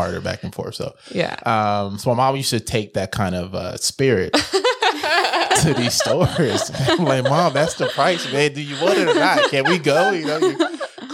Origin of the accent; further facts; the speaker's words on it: Los Angeles, California, United States; It's the mall I grew up with. I'm from Los Angeles, so Del Amo Mall is the one I would frequent the most